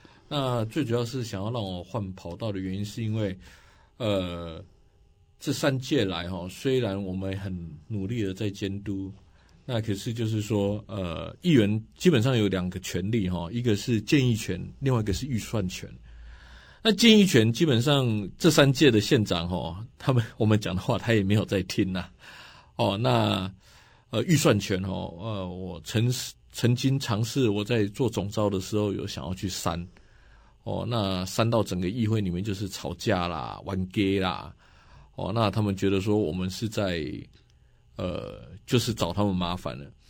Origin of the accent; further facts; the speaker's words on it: Nantou City, Nantou County, Taiwan; also born or lived in Mingjian Township, Nantou County; 我是在呃民间乡万丹村出生的。那后来我就搬到南投市长大。